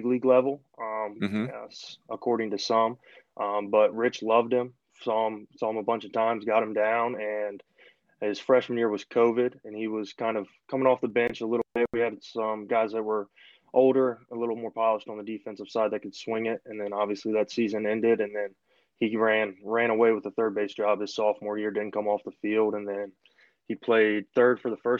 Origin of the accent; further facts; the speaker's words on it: Richmond, Virginia, United States; moved away as an adult; also born or lived in Wingate, North Carolina; I'm from Richmond originally